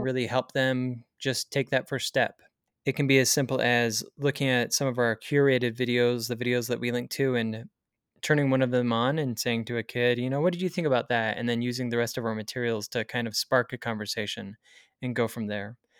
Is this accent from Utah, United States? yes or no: yes; Springville, Utah, United States; also born or lived in Provo, Utah; I grew up in Springville, Utah, so I've stayed in a pretty similar area in my life